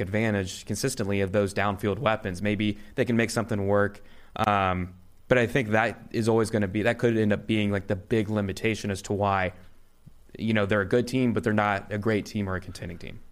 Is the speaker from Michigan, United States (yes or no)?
no; Indiana, United States; I'm from Indiana.